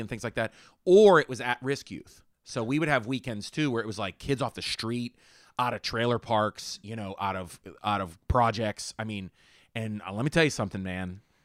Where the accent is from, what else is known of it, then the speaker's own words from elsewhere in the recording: Homestead, Pennsylvania, United States; I grew up in Homestead